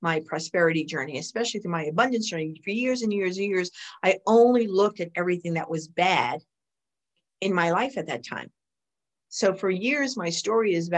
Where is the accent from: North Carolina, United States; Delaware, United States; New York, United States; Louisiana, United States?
New York, United States; New York City; I grew up in the Bronx